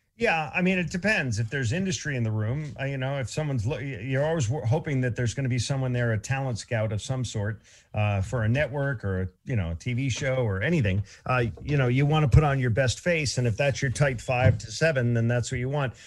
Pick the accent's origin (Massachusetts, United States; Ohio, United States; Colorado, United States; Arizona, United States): Massachusetts, United States; Boston; I come from Boston